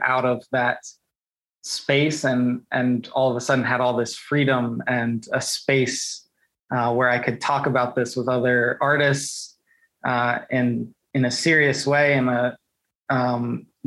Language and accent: English; Indiana, United States; I'm from Indiana